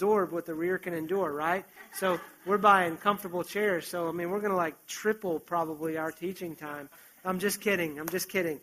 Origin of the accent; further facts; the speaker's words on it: West Virginia, United States; moved away; I grew up in West Virginia